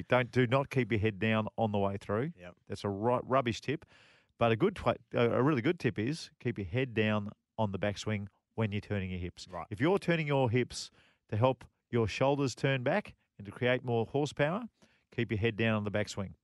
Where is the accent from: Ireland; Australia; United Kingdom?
Australia; as an Australian